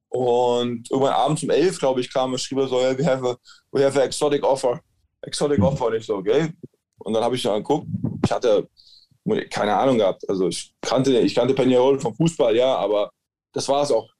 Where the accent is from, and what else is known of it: Germany